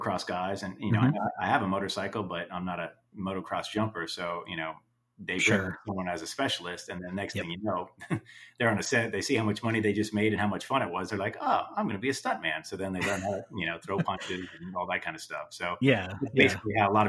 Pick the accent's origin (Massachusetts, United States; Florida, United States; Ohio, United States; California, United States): Florida, United States; Cocoa Beach; also born or lived in Orlando, Florida; I grew up in Florida in Cocoa Beach area, and then moved to Orlando